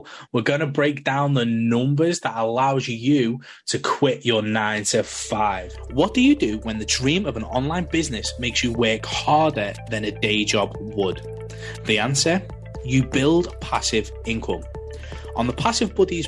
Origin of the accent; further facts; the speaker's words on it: England, United Kingdom; You can't tell I'm English